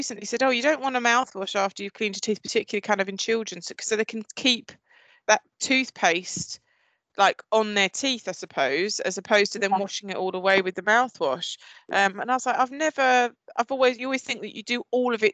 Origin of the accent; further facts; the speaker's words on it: Essex, East of England, United Kingdom; I'm very much from Essex, you can obviously tell from my voice